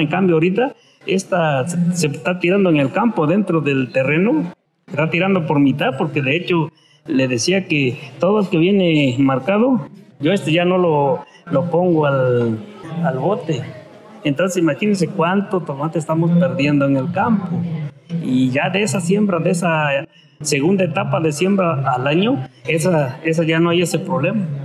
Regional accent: Zimatlán de Álvarez, Oaxaca, Mexico; also born or lived in Santa María Vigallo; casi se puede decir que nosotros somos de Cimatlán

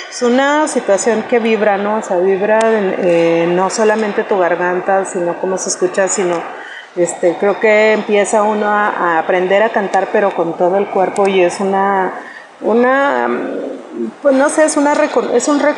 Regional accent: El Paso, Texas, United States; born there; also born or lived in Monterrey, Mexico; yo nací en El Paso, Texas, eh, con familia alguna familia que vivía en, San Antonio, en el mismo Paso, Texas, en la Ciudad Juárez, en Camargo y esto, ¿no? Pero en algún momento, como te menciono, mis papás este, decidieron, eh, decidieron emigrar a la ciudad de Monterrey

